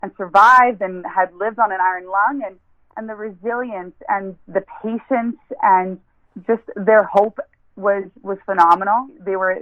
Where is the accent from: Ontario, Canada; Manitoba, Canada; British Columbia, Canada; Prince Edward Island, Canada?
Manitoba, Canada; Niverville; I grew up in Niverville. My whole childhood was spent there. And southern Manitoba was my home.